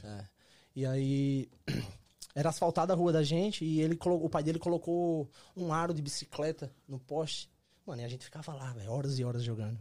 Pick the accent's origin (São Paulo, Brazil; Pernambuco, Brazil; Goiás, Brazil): Pernambuco, Brazil; Caruaru; moved away as an adult; also born or lived in Canada; now in United States; E eu sou de Caruaru, Pernambuco, cidadezinha ali pertinho de, de Recife.